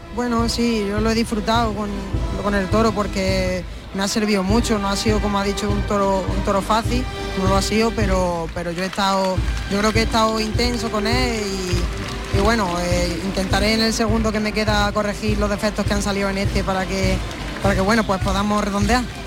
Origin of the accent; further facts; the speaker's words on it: Jaén, Andalusia, Spain; esta es mi tierra